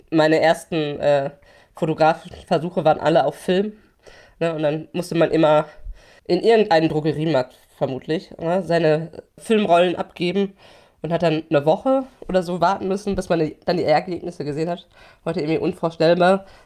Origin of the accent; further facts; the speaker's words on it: Hamm, North Rhine-Westphalia, Germany; Also, äh, genau, ich bin in Hamm in Westfalen aufgewachsen.